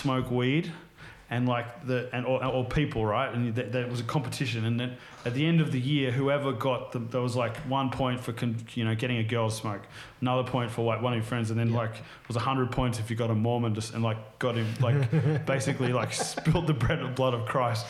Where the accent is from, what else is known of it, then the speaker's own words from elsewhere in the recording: Sydney, New South Wales, Australia; also born or lived in United States; When I was growing up in Mona Vale in the Northern Beaches